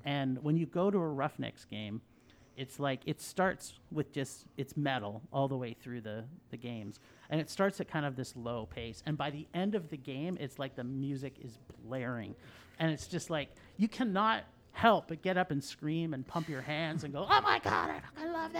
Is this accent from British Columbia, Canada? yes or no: no; Ontario, Canada; I grew up in Ontario as well.